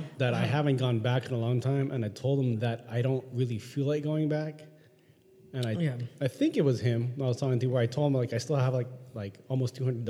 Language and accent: English; San Diego, California, United States; I'm from San Diego.